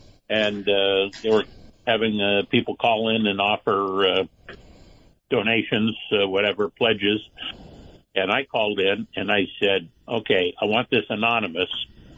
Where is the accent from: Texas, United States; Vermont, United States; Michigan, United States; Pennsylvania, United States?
Vermont, United States; where are you from? Vermont.